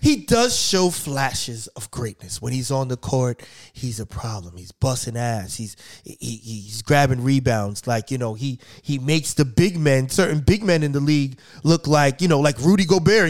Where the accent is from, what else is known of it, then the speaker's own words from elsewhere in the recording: New York, United States; I'm from New York